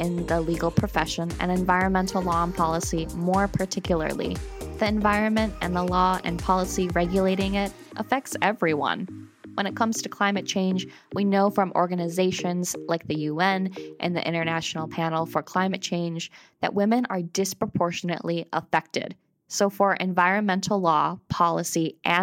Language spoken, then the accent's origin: English; Central New York, United States; now in Vermont, United States; when I was growing up in Central New York